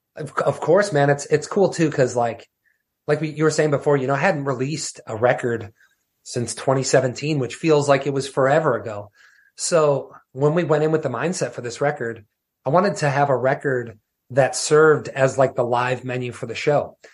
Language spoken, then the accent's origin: English; Wisconsin, United States; growing up in Wisconsin